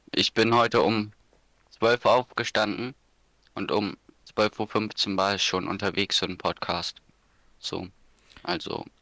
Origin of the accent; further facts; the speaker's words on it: Schleswig-Holstein, Germany; hier bei uns in Schleswig-Holstein